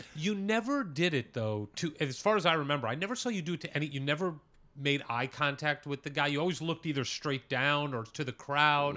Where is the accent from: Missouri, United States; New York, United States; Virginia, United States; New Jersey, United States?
Missouri, United States; St. Louis; I'm from Saint Louis